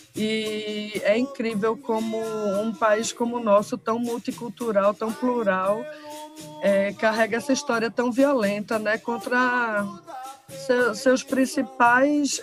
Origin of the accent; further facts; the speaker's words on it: Recife, Pernambuco, Brazil; Eu sou do bairro da Várzea e aqui era muito forte na época, no ano 90